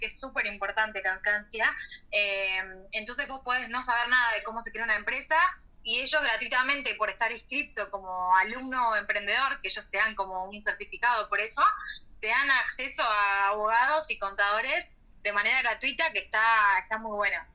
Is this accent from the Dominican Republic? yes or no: no; Argentina; moved away as an adult; now in Montpellier, France; como buenos argentinos